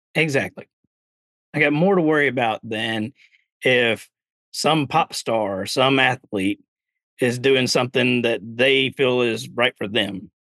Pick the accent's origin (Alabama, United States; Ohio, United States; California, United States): Alabama, United States; growing up in Alabama